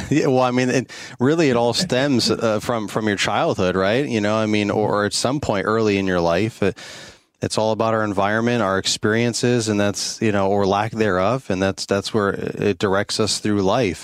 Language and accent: English; New York, United States; moved away as an adult; I'm originally from the New York State, so I know cold and I know snow